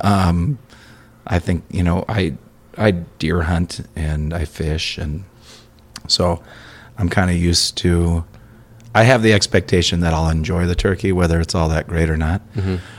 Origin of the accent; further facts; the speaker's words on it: Minnesota, United States; growing up in Minnesota